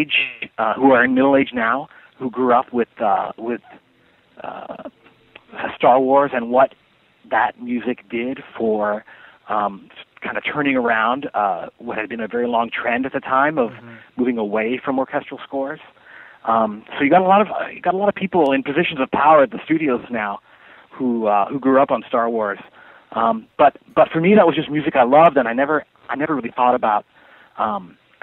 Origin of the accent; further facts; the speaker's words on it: Canada; moved away as an adult; also born or lived in Montreal, Quebec; now in Los Angeles, United States; I'm Canadian. I was born in Montreal